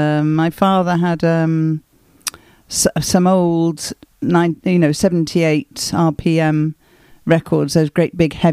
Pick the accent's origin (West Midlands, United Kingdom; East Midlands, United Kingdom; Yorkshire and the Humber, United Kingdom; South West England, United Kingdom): West Midlands, United Kingdom; Wolverhampton; moved away; also born or lived in Barnsley / Birmingham / Marlow / Ealing, London; Well, I was born in Barnsley in Yorkshire, but we only stayed there for a few months. We moved shortly after I was born down to Wolverhampton in, I suppose it was the Black Country.